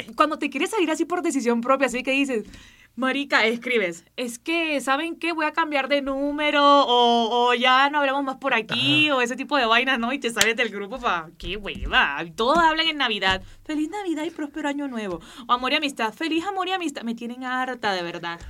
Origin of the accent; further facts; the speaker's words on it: Barranquilla, Atlántico, Colombia; accent: costeño; los costeños nos comamos las últimas palabras, así que si ustedes ven que yo me como las palabras al final, es porque soy barranquillera